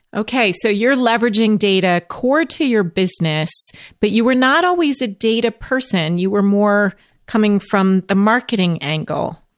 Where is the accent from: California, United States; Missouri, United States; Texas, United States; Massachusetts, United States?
Missouri, United States; St. Louis; I was born in St. Louis.